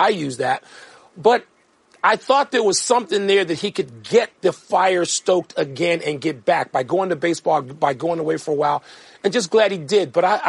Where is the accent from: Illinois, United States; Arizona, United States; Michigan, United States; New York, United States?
Illinois, United States; Chicago; being a Chicagoan